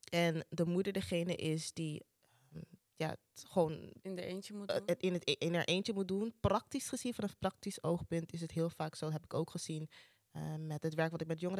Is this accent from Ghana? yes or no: yes; Ghana; ik gaf in het begin aan van ik ben Ghanese, dus mijn ouders die, die zijn opgegroeid in Ghana.